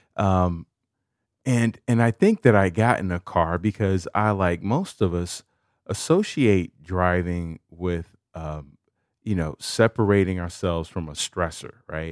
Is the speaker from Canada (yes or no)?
no; Chicago, Illinois, United States; I'm from Chicago